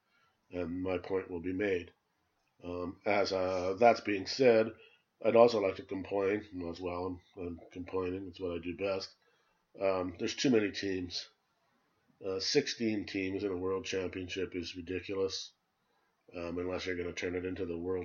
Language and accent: English; Canada; as a Canadian